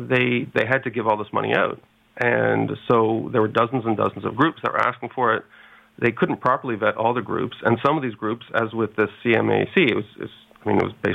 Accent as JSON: {"language": "English", "town": "Montreal", "region": "Quebec", "country": "Canada", "tie": "born or raised there", "said": "Montreal, my hometown"}